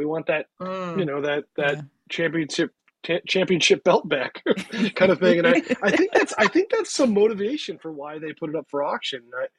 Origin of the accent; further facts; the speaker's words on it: Cleveland, Ohio, United States; I'm from Cleveland. He's from Cleveland.